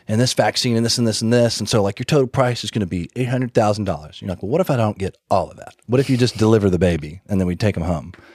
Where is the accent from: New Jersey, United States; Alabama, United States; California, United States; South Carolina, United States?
Alabama, United States; Birmingham; I grew up in Birmingham, Alabama